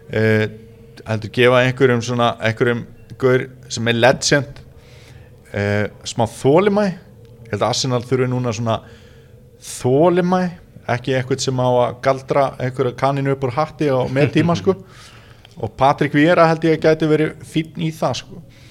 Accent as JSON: {"language": "Icelandic", "town": "Neskaupstaður", "region": "Eastern Region", "country": "Iceland", "tie": "born or raised there", "also_born_or_lived": "Vestmannaeyjar", "moved": "yes", "said": "ég í Neskjöpsta mínum heimabæ"}